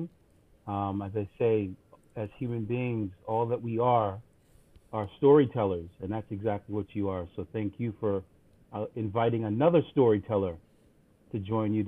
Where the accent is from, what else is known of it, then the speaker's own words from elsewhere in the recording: U.S. Virgin Islands; also born or lived in St. John; growing up in the Caribbean, particularly in the U.S. Virgin Islands